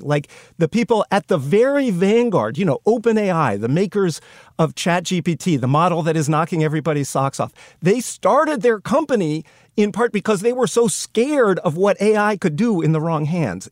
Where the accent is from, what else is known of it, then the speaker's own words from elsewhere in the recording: United States; being an American